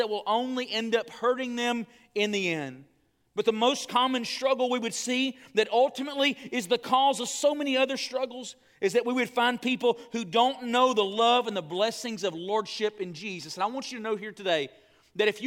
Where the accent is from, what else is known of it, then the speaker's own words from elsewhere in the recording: the South, United States; I grew up in the South